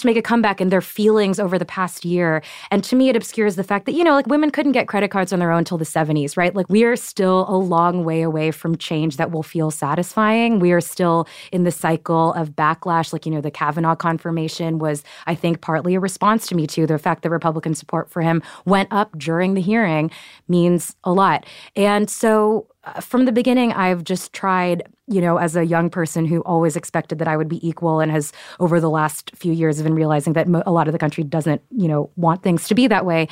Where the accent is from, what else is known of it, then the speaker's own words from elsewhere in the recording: Houston, Texas, United States; I'm from Texas. I'm from Houston